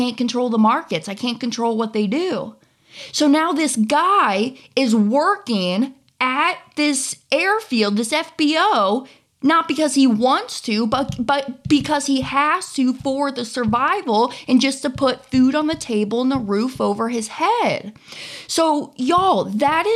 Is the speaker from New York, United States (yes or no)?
no; Kansas City, Missouri, United States; moved away; also born or lived in Florida; I grew up in the Kansas City area